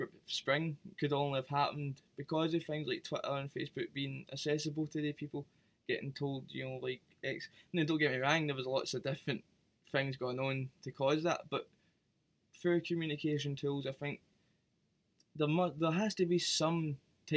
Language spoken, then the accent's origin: English; Glasgow, Scotland, United Kingdom; I love being Glaswegian. I love being in Scotland. I'm thankful that I'm Glaswegian. I'm thankful I'm Scottish.